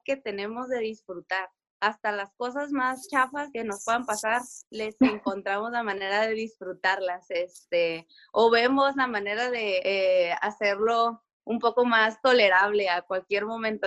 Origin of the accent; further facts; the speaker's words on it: Tijuana, Baja California, Mexico; also born or lived in San Diego; Crecí la mayor parte aquí en Tijuana y luego me fui a San Diego y luego me casé, me regresé a Tijuana